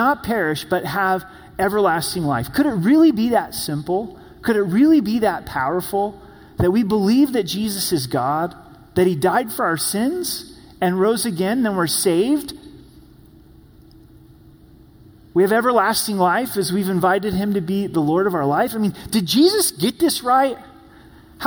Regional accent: Oregon, United States; moved away; I'm from the Promised Land, which is Oregon

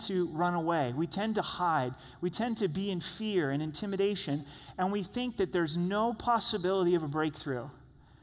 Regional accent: Grants Pass, Oregon, United States; moved away; I was born and raised in Grants Pass, Oregon, which is just 60 miles south of Roseburg.

